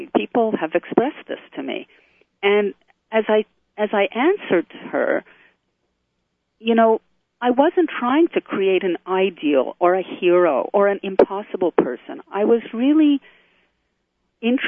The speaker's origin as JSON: {"language": "English", "country": "Canada", "also_born_or_lived": "Israel", "moved": "as an adult", "said": "In addition to being Canadian, I'm an Israeli citizen. I made Aliyah at a certain point and currently living in Canada"}